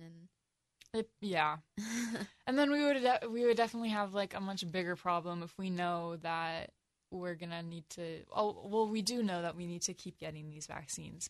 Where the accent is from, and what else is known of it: United States